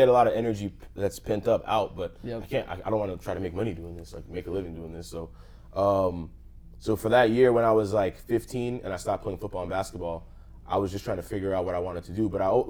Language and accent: English; Atlanta, Georgia, United States; also born or lived in Los Angeles, California / Nigeria (ancestry); From Atlanta, Georgia. I'm born in LA though.